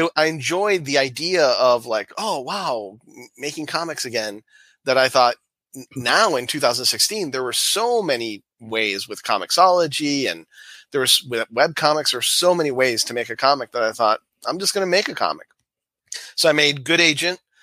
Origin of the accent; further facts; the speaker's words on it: Miami, Florida, United States; moved away as an adult; now in Michigan, United States; all my life, born and raised in Florida, and then in 2000 we moved up to Michigan, the whole family.